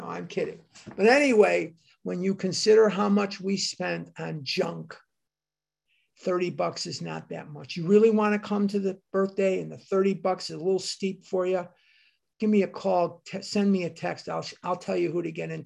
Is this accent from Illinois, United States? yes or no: yes; Chicago, Illinois, United States; moved away; also born or lived in Oregon; I'm from Devon Avenue in Chicago